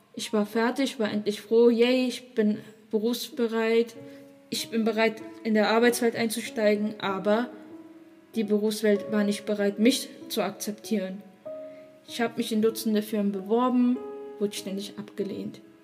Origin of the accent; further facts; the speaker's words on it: Germany; Ich bin hier in Deutschland geboren